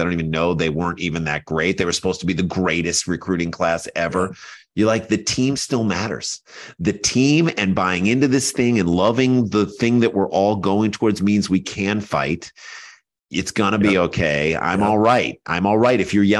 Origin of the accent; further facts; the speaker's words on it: St. Louis, Missouri, United States; because we grew up in St. Louis at the exact same time.